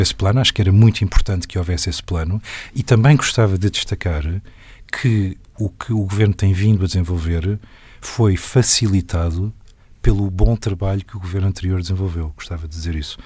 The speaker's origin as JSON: {"language": "Portuguese", "country": "Portugal", "said": "como portuguesa"}